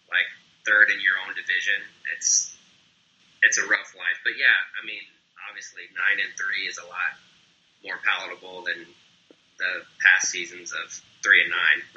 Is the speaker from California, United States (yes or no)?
no; Jacksonville, Florida, United States; also born or lived in Italy / Maryland; I was born in Jacksonville, and then we moved to Italy, and then we moved back to Jacksonville, then we moved to Maryland and back to Jacksonville. So Jacksonville, of all the places that I lived before I joined the Marine Corps, I was in Jacksonville the longest.